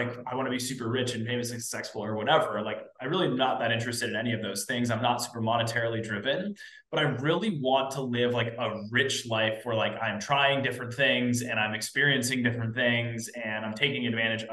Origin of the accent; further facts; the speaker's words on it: East Coast, United States; I'm from the East Coast, youngest of 3 siblings.